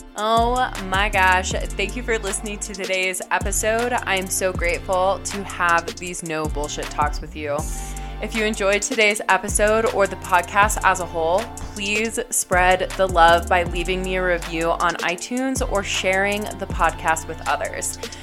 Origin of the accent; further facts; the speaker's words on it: Colorado, United States; moved away as an adult; also born or lived in Denver, Colorado; now in New York City, United States; super small town to living in Denver, Colorado